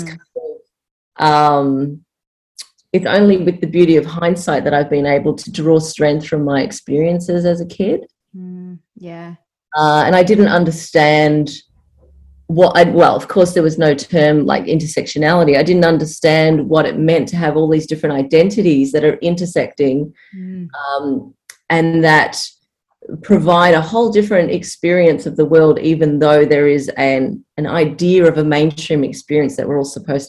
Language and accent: English; Frankston, Victoria, Australia; now in Torquay, Australia; I was actually born in Frankston, and I was raised down in Franger